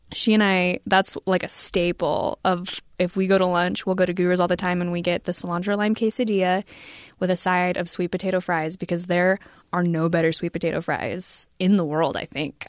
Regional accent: United States; I'm an American

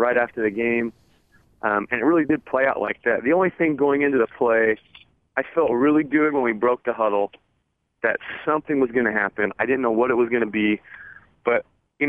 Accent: Arizona, United States; growing up in Arizona, I grew up with the Arizona-Arizona State rivalry

